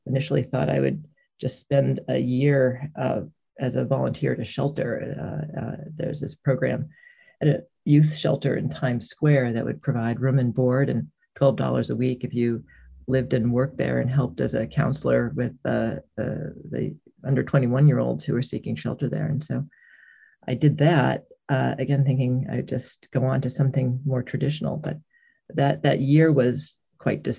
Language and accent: English; Hartford, Connecticut, United States; I grew up in the Hartford, Connecticut area